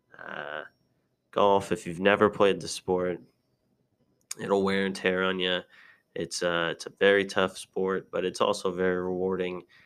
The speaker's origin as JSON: {"language": "English", "region": "Nebraska", "country": "United States", "tie": "born or raised there", "said": "I was born and raised in Nebraska"}